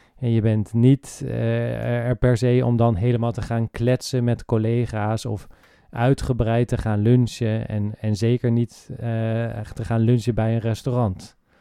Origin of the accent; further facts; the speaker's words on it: Netherlands; wij als Nederlanders